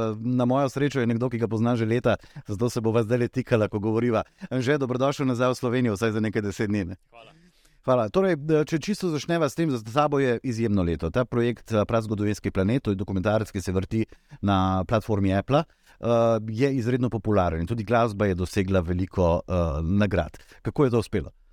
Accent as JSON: {"language": "Slovenian", "country": "Slovenia"}